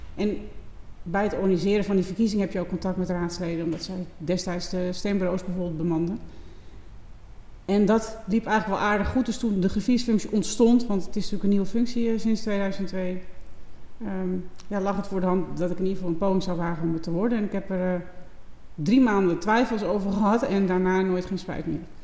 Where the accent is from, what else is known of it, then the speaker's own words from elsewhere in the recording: Texel, North Holland, Netherlands; Ik ben geboren op Texel